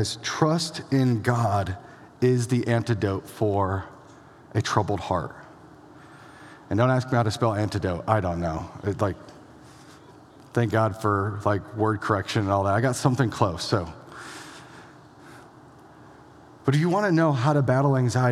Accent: Elgin, Iowa, United States; moved away; It's the hometown of a few people that are a pretty big deal. Josh Larson in the back, myself here

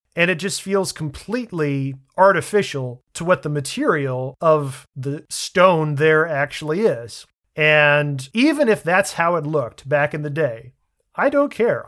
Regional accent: Washington, District of Columbia, United States; my hometown, the Washington National Cathedral

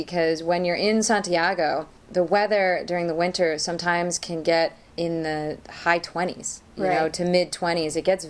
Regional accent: Boston, Massachusetts, United States; now in Chile; I'm from Boston, and winter for us is snowstorm after snowstorm.

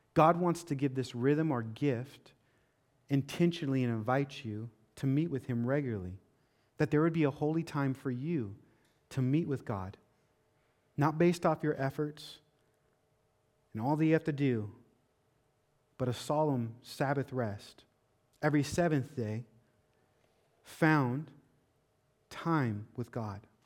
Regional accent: Seattle, Washington, United States; now in Florida, United States; growing up in Seattle

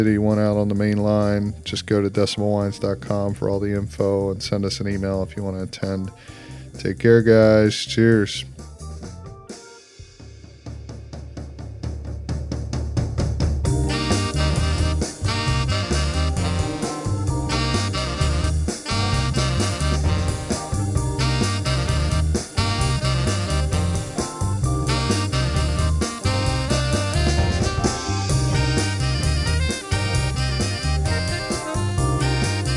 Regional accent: New Zealand; moved away; also born or lived in Canyon Lake, Texas; I said, New Zealand

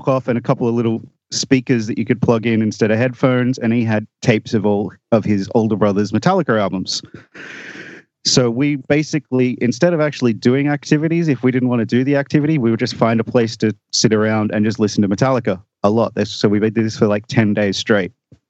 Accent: Australia; So I'm from Australia. That might be obvious from my accent, but possibly not, because many people in Australia where I live have asked me if I'm from USA or Canada.

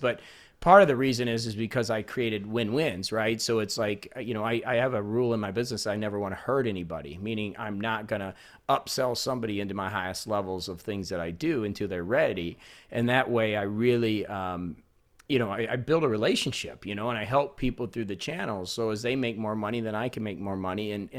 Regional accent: Indiana, United States; I'm from Indiana.

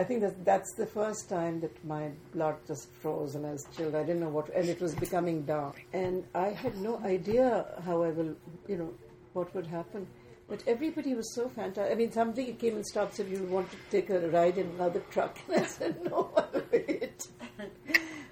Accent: Pakistan; I'm a Pakistani living in an urban area

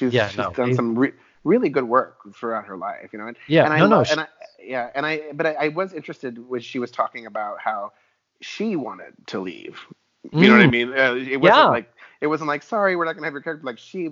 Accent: Texas, United States; born or raised there

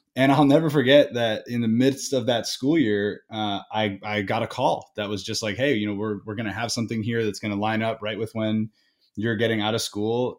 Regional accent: Indiana, United States; my family was originally from the East Coast, but I grew up in Indiana

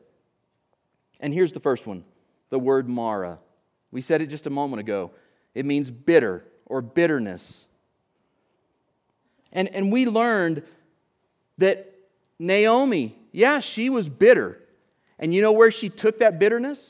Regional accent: Oklahoma, United States; I'm from Oklahoma

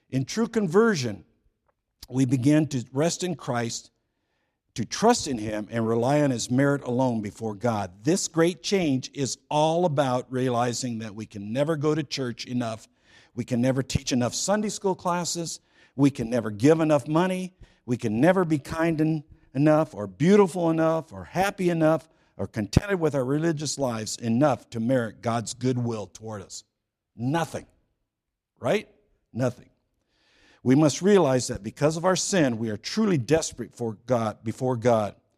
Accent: California, United States; I grew up in California, so I say San Quentin

